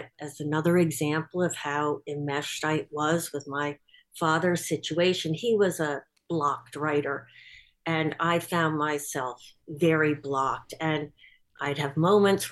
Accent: Bronxville, New York, United States; I was born in Bronxville

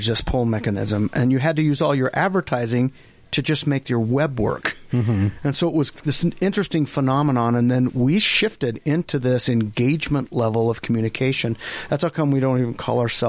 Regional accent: Fruit Heights, Utah, United States; also born or lived in Ogden, Utah; we moved before I can even remember anything to Fruit Heights, Utah. So we lived right in Fruit Heights

